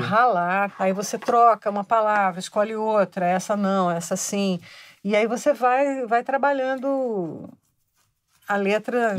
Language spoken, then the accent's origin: Portuguese; Rio de Janeiro, Brazil; Eu cresci no Rio de Janeiro, então a minha infância, nos anos 50, era muito é, regada a carnaval